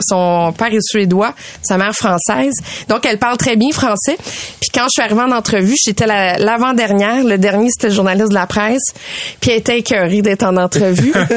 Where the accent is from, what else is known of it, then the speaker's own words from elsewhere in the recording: Canada; je viens du Canada